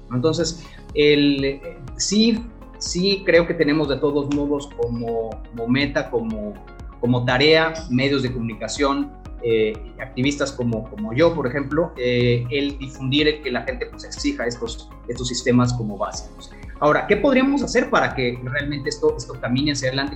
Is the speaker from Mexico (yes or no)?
yes; Mexico; nosotros como mexicanos